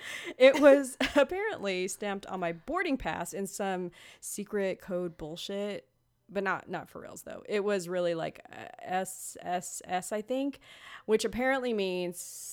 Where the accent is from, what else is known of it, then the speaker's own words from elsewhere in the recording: Los Angeles, California, United States; Growing up in Los Angeles, you would think a girl could speak some Spanish. I only knew the bad words.